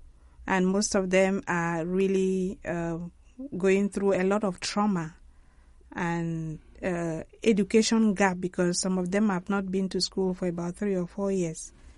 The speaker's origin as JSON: {"language": "English", "area": "Mamfe Diocese, English part of Cameroon", "region": "Southwest Region", "country": "Cameroon", "said": "I'm from the English part of Cameroon, actually from Manfred Diocese."}